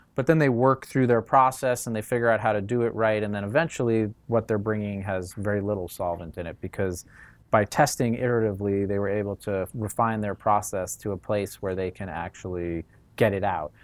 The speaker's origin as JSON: {"language": "English", "region": "New York", "country": "United States", "moved": "as an adult", "lives_now": "California, United States", "said": "I came from New York originally"}